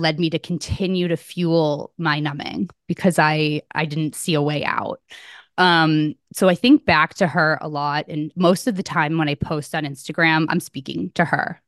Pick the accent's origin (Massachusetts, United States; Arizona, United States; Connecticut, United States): Connecticut, United States; moved away as an adult; also born or lived in New Hampshire; where I grew up in Connecticut